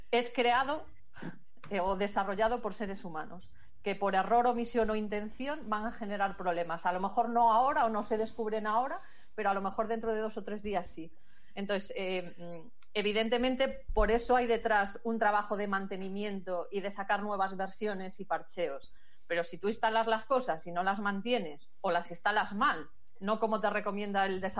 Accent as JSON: {"language": "Spanish", "region": "Galicia", "country": "Spain"}